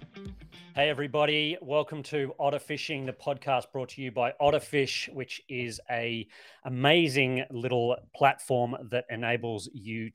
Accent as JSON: {"language": "English", "country": "Australia", "moved": "as an adult", "lives_now": "New Zealand", "said": "being Australian myself, but I mean, I've been here more than 10 years now, so I think I'm probably, able to call myself a Kiwi"}